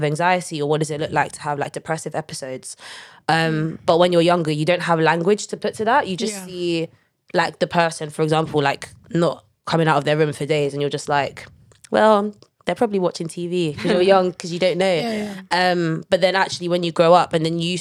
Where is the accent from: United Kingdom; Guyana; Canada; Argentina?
United Kingdom; London; I grew up in North London, you know, best part of London.